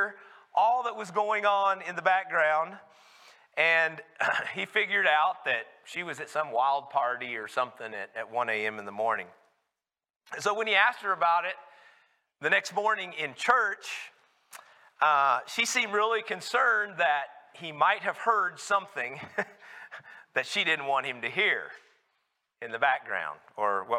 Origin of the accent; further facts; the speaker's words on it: Carlsbad, New Mexico, United States; my growing up in Carlsbad, New Mexico